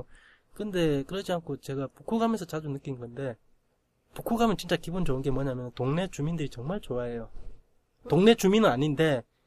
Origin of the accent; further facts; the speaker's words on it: Gyeongsang, South Korea; accent: Gyeongsang; 내가 경상도 촌놈이라고 확실히 느낌 온 게, 스, 스레딕 발음이 안 돼요